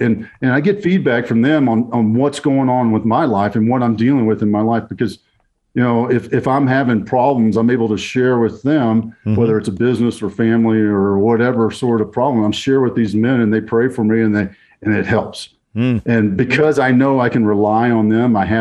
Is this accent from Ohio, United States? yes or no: no; Texas, United States; growing up in Texas